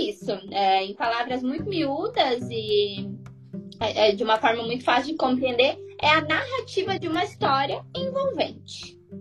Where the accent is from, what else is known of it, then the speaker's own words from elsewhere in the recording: coast of Rio Grande do Sul, Brazil; Eu sou do litoral do Rio Grande do Sul